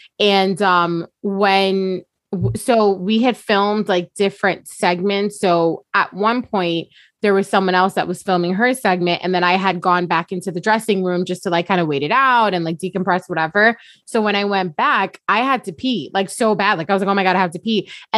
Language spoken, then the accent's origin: English; Long Beach, California, United States; I'm from Long Beach.